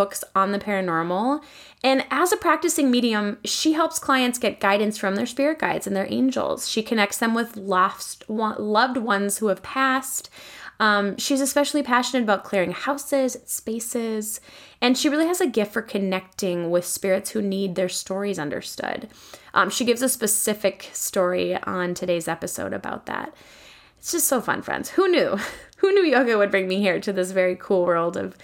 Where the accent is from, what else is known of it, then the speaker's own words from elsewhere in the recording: Sauk Centre, Minnesota, United States; my hometown of Sauk Center, Minnesota